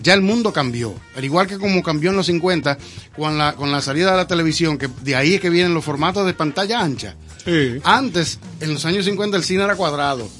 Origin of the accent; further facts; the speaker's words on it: Dominican Republic; yo soy dominicano de aquí